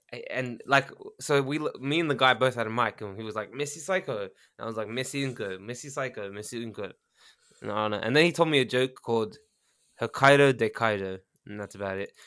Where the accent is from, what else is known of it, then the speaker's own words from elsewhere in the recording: Australia; now in Japan; I'm Australian